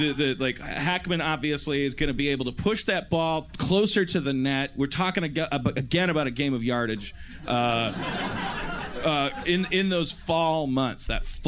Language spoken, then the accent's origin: English; Midwest, United States; moved away as an adult; also born or lived in Milwaukee; now in California, United States; Because I'm from the Midwest